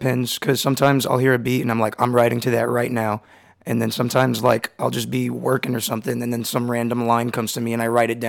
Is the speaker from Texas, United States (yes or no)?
yes; El Paso, Texas, United States; now in Austin, United States; Yeah, El Paso, Texas.